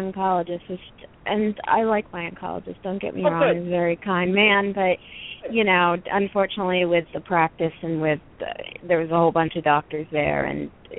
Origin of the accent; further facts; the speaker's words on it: New Jersey, United States; Princeton, Trenton, Central New Jersey.